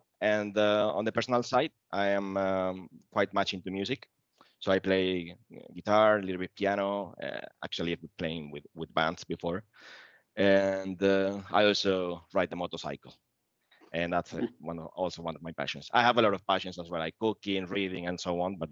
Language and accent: English; Spain; moved away as an adult; now in Sweden; I'm actually from Spain